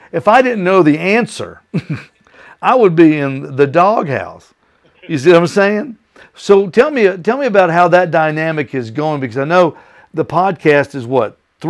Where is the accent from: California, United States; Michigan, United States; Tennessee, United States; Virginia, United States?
Virginia, United States; Richmond; When I was growing up in Richmond, Virginia